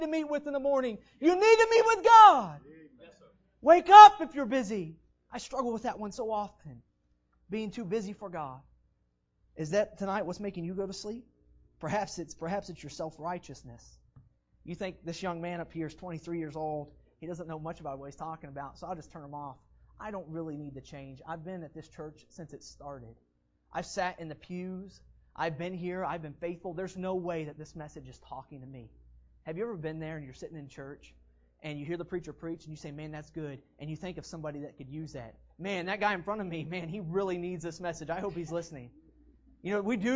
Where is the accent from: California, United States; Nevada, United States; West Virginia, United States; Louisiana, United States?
West Virginia, United States; I'm from West Virginia